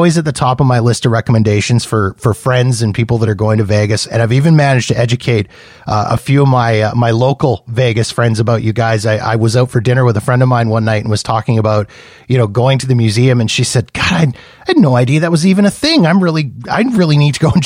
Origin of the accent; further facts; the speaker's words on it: Canada; as a Canadian